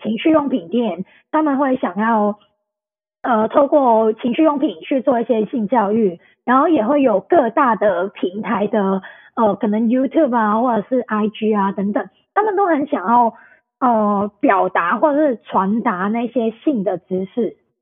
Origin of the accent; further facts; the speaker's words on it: Hong Kong; also born or lived in Taipei, Taiwan; 那我是香港人